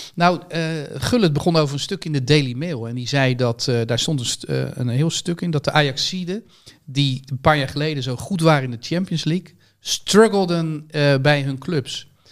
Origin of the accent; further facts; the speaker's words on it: Netherlands; als Nederlander